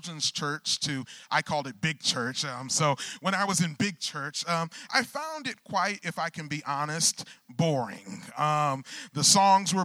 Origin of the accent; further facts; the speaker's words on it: Michigan, United States; I grew up in the Michigan area